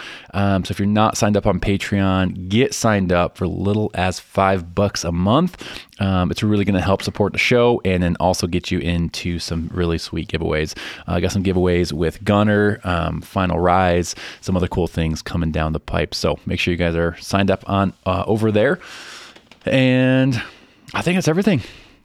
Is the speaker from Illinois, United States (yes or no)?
yes; Chicago, Illinois, United States; now in Denver, United States; I grew up in Chicago.